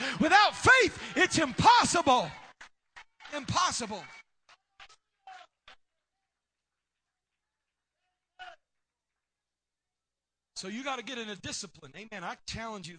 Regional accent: Tennessee, United States; I'm from Tennessee.

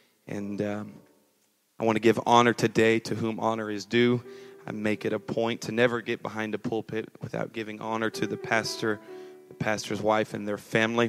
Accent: California, United States; moved away; It may not sound like it anymore, but I was raised right here in SoCal. I realize I have a little bit of a twang now, but that is because I have moved away since about 6 years ago.

